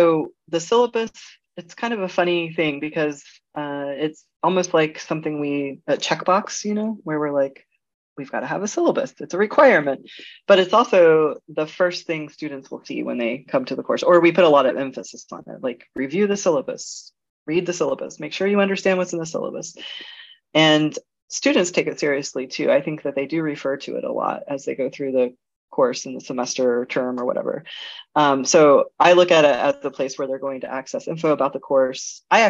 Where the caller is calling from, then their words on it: Germany; I'm actually joining you from Germany.